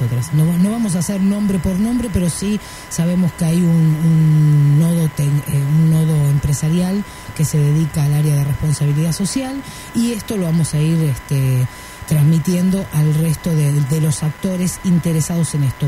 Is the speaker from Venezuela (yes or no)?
no; Argentina; Yo soy un autor argentino. Perdón. Argentina soy